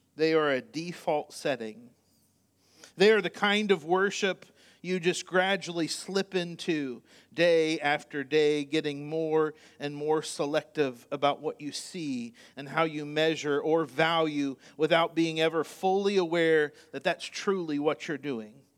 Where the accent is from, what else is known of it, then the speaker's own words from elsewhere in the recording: Indiana, United States; moved away; I was born in Indiana